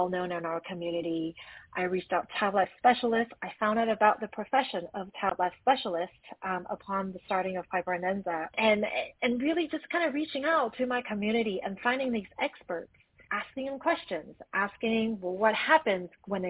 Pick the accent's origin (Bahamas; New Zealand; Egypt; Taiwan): Taiwan; now in Los Angeles, United States; I grew up in Taiwan all the way in Asia